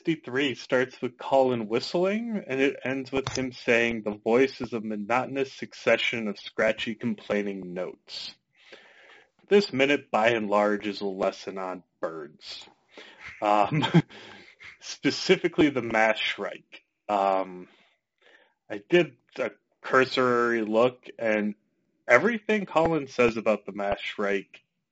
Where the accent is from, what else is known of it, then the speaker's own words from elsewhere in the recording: Minnesota, United States; I'm from Minnesota.